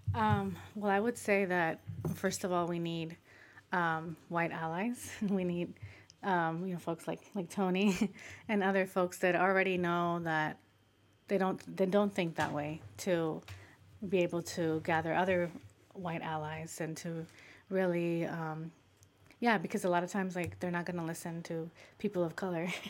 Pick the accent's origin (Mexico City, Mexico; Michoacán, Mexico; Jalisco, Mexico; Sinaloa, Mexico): Michoacán, Mexico; now in United States